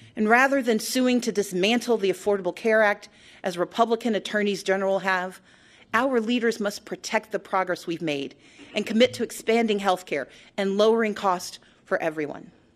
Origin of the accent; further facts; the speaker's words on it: Georgia, United States; my home state